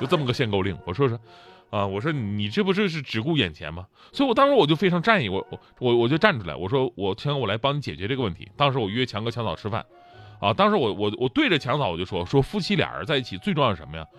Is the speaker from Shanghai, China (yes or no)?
no; Changchun, Jilin, China; 因为我们家是长春的嘛